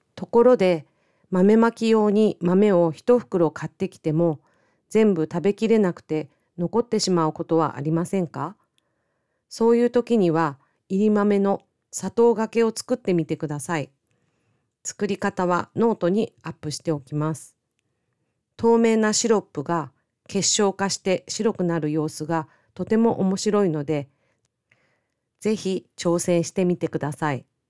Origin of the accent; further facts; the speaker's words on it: Miyazaki, Japan; 私の地元の宮崎県もそうでした